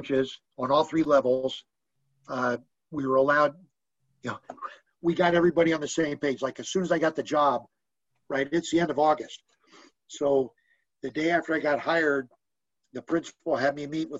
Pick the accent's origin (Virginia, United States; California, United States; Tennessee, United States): California, United States; San Francisco; I grew up out in the Sunset District in San Francisco